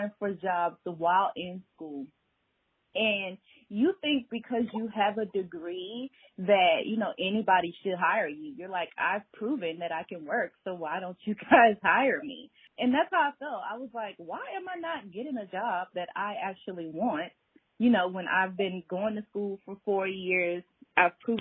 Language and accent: English; Atlanta, Georgia, United States; I am born and raised in Atlanta